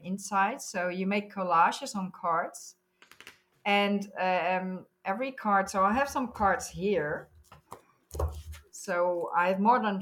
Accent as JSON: {"language": "English", "country": "Netherlands", "said": "I'm from the Netherlands."}